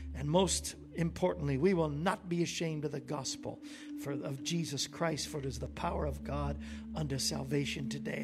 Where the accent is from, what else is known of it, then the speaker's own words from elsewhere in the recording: Florida, United States; we grew up in Florida, so we were there a lot